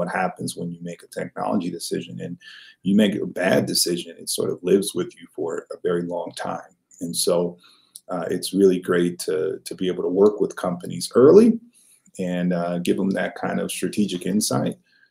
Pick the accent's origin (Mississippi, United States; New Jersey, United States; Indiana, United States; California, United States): California, United States; Los Angeles; moved away as an adult; also born or lived in Louisiana; I grew up in Los Angeles, California, South Central Los Angeles, California, to be exact